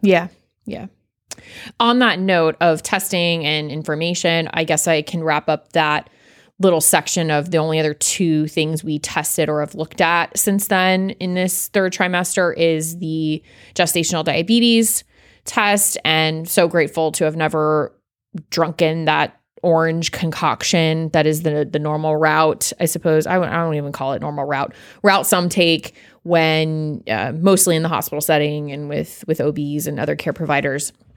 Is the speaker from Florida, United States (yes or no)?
yes; South Florida, United States; I'm from South Florida